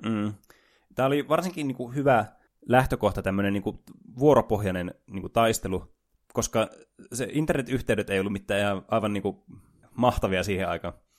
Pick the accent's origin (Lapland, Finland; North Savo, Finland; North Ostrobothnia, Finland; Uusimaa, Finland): North Ostrobothnia, Finland; Oulu; täällä Oulussa, missä me juonetaan tätä ohjelmaa, joka niille, jotka eivät tienneet, että olemme oululaisia